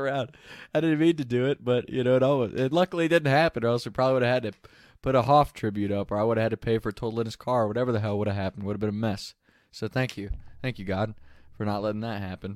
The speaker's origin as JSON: {"language": "English", "region": "Northern Kentucky", "country": "United States", "tie": "born or raised there", "said": "We grew up around Northern Kentucky area"}